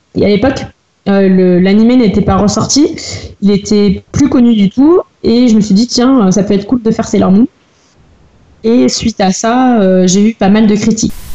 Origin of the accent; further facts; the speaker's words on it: Loire, Auvergne-Rhône-Alpes, France; Je viens de Rouen, dans la Loire